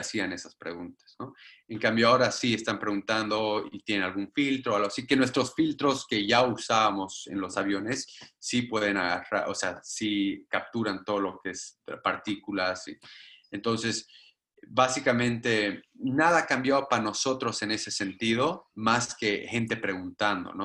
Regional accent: Bolivia; moved away

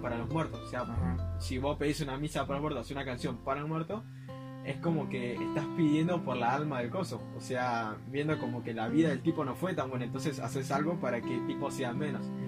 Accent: Ushuaia, Tierra del Fuego, Argentina; mi niñez, eh, que fue en Ushuaia

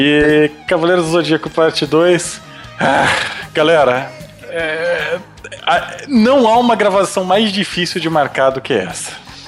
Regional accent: Brazil; para nós como brasileiros

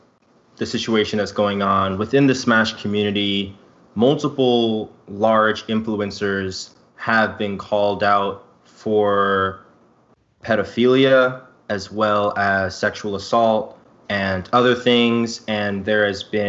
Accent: New York City, New York, United States; growing up in Brooklyn

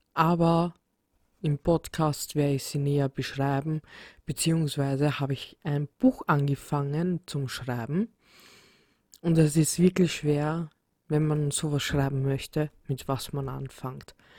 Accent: Vienna, Austria; ich komme aus Wien

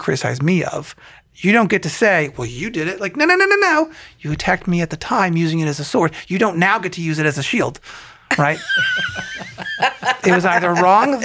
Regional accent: Columbiana, Ohio, United States; now in Canfield, United States; growing up in Columbiana

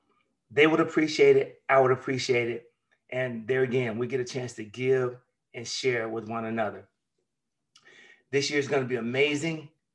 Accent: Memphis, Tennessee, United States; Memphis, Tennessee, my hometown.

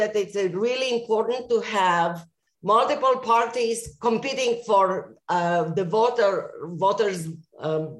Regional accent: Romania; also born or lived in Israel / Austin, Texas / Middletown, Connecticut; now in Tucson, United States; I was born in Romania, and for a while my family fled the communist regime there

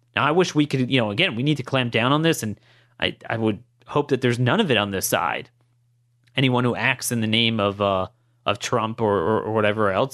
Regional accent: Baltimore County, Maryland, United States; in my hometown, um, Baltimore County

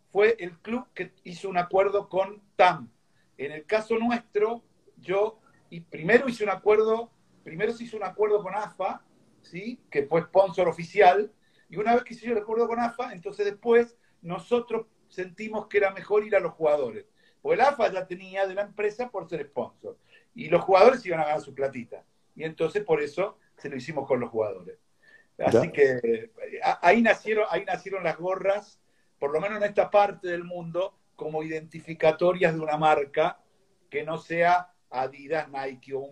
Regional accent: São Paulo, Brazil; Yo soy de, en, Brasil soy de San Pablo.

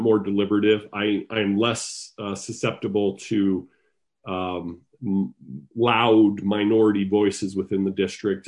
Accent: Sandy, Utah, United States; also born or lived in Salt Lake City, Utah; now in Lehi, United States; I am a native Utahn, but I am not originally from Lehigh. I was born in Salt Lake City and raised in Sandy

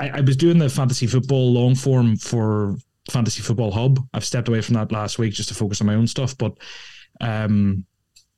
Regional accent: Ireland; growing up in Ireland

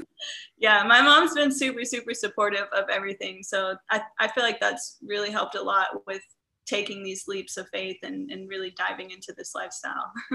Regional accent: Midwest, United States; growing up in the Midwest where I'm surrounded by cornfields

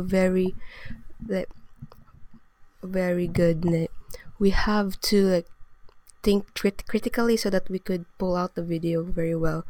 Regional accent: Philippines; moved away; I'm from the Philippines.

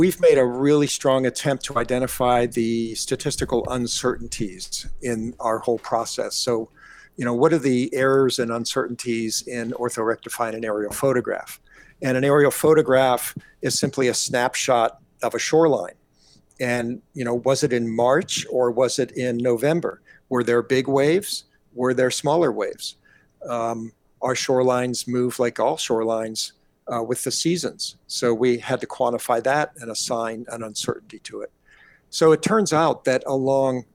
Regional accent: Pittsburgh, Pennsylvania, United States; also born or lived in Detroit, Michigan; now in Hawaii, United States; I was born in Detroit, Michigan, and grew up in the famous coastal city of Pittsburgh, Pennsylvania

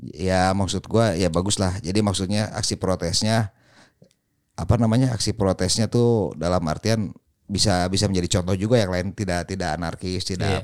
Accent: Bandung, West Java, Indonesia; gue sebagai orang Bandung

